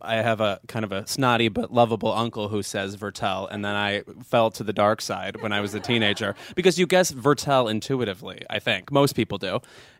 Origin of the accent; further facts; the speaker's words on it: Lemont, Illinois, United States; my hometown of Lamont, Illinois, is the pride of our hometown, Diablo Cody, who wrote Juno in 2007.